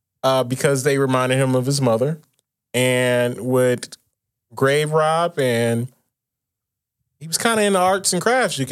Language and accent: English; Milwaukee, Wisconsin, United States; I'm from Milwaukee